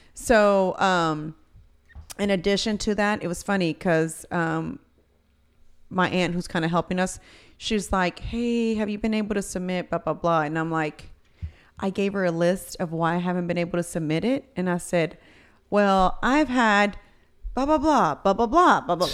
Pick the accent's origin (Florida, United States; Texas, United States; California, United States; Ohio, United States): Texas, United States; Houston; also born or lived in College Station, Texas; I came back from Texas A and M, so I had just moved back to Houston